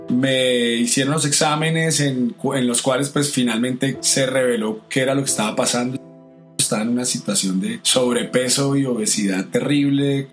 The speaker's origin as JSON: {"language": "Spanish", "region": "Bogotá", "country": "Colombia", "moved": "yes", "said": "yo soy colombiano de Bogotá"}